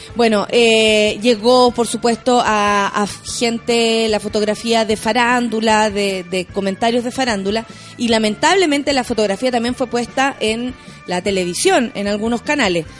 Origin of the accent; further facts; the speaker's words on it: Chile; Contenta de estar aquí en Chile, en mi país.